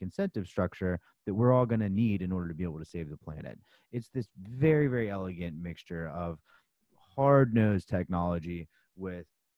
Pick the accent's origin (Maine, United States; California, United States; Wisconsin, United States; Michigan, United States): California, United States; San Diego; now in New York, United States; I grew up in California. I grew up in San Diego